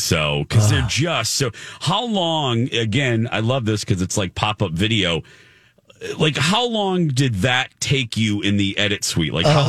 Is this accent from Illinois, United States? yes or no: yes; Chicago, Illinois, United States; accent: Chicago; moved away; it would always surprise me when I moved here that people would tell me that I had an accent. I'm like, what? I'm from Chicago. I'm from the Midwest. I'm not from the South. I didn't realize though that we did. I did. Chicagoans have a certain accent